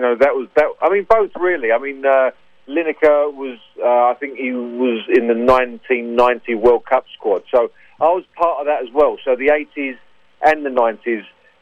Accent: London, United Kingdom; I'm from North London. So I grew up around the Tottenham area and, Camden Town, places like

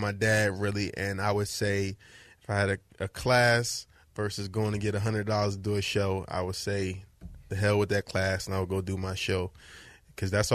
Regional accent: New Jersey, United States; moved away as an adult; also born or lived in Philadelphia; now in Los Angeles, United States; I'm from New Jersey, but I went to college in Philadelphia

